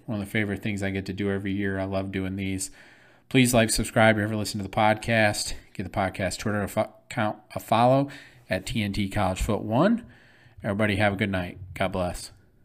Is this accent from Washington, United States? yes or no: no; Flint, Michigan, United States; I'm from Flint